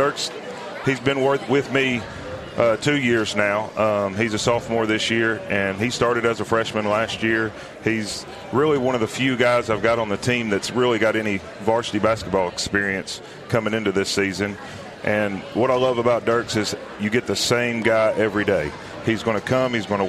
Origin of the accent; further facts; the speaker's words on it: Tennessee, United States; also born or lived in Georgia; I grew up here in the Maury County area. I went to school at Spring Hill, played under the great Jimmy Young.